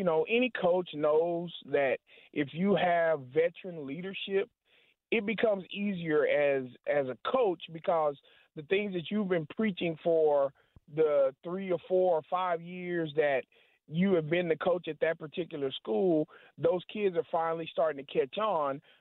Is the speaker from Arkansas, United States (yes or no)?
yes; Hope, Arkansas, United States; now in Wichita, United States; I'm originally from Arkansas. Went to high school at a little bitty town in Hope, Arkansas. I just grew up